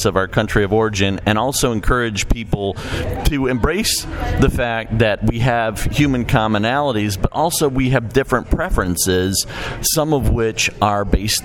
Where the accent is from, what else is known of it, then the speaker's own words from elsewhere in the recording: Chicago, Illinois, United States; I grew up in Chicago